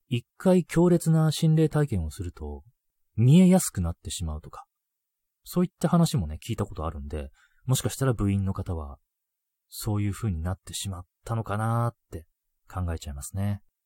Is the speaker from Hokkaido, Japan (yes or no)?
yes; Hokkaido, Japan; 僕北海道出身なんで